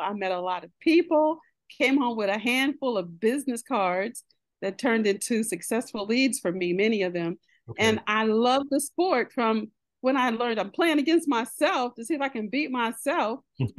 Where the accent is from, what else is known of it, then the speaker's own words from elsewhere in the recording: Midwest, United States; I grew up in the Midwest. I'm the great-great-granddaughter of a coal miner. Okay. Our family is originally from Montgomery, Alabama. I've done my DNA results and my people come from Cameroon.